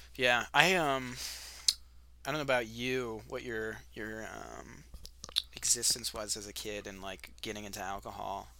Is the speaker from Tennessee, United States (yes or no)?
no; California, United States; moved away as an adult; also born or lived in Sonoma Valley; now in Albuquerque, United States; I'm from California